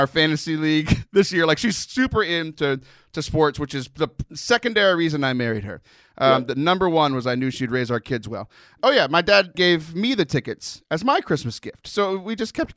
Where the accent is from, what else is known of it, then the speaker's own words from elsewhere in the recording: Texas, United States; I'm from Texas. I grew up by the beach